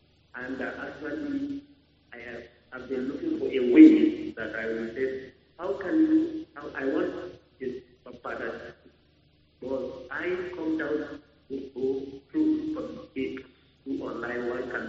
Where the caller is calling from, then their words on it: Bauchi, Nigeria; I'm calling from Bauchi.